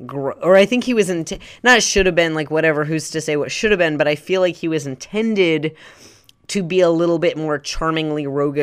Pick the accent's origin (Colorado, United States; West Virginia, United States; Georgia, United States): Georgia, United States; Savannah; so the dirt mall looks exactly like where I grew up outside of Savannah, Georgia.